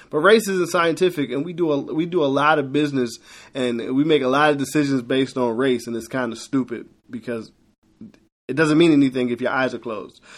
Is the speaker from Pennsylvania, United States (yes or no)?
yes; Philadelphia, Pennsylvania, United States; I'm from Philly, and when I was younger, uh, you could catch the, uh, Broad Street sub